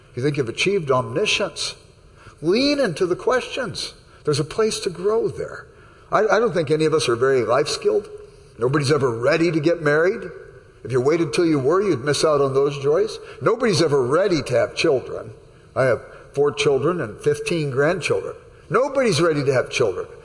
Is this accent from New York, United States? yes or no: no; Los Angeles, California, United States; I grew up in South Central Los Angeles